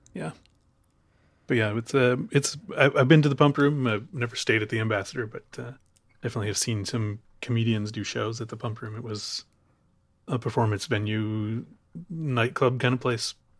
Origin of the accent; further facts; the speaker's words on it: Chicago, Illinois, United States; moved away; I'm from Chicago.